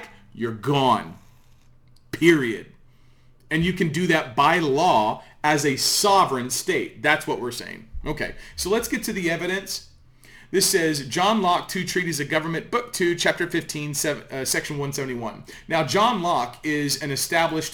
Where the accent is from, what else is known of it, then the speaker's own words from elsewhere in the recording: United States; I'm an American